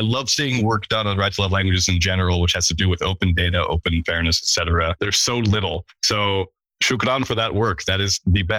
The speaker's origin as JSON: {"language": "English", "country": "United States", "said": "So speaking as an American"}